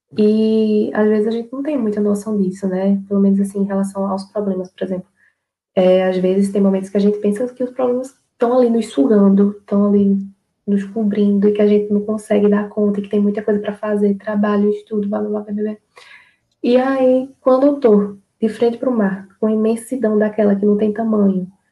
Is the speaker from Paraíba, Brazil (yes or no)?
yes; Mamanguape, Paraíba, Brazil; sou de Mamanguape